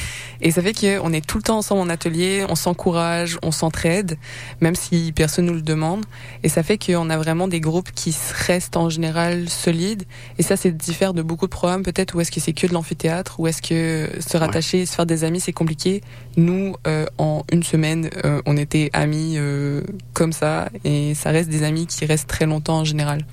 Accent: Quebec, Canada; même avec mon accent, ça reste que je suis née au Québec, j'ai passé ma vie ici

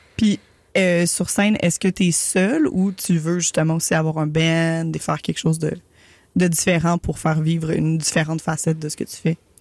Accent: Montreal, Quebec, Canada; en tant que, que Montréalaise de quatrième génération

